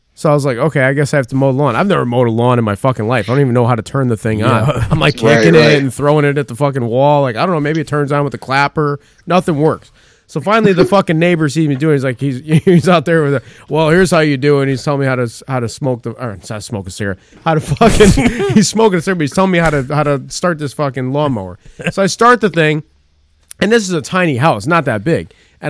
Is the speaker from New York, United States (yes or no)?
yes; Hamptons, New York, United States; No, I'm from the Hamptons.